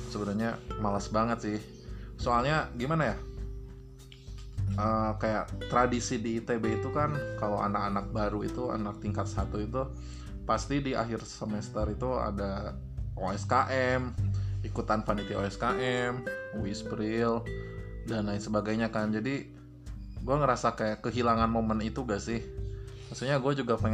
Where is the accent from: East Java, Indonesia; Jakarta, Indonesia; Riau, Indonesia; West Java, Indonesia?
West Java, Indonesia; Bandung; kalau di rumah ya aku kan orang Bandung ya sebenarnya tinggal pulang-pulang aja sih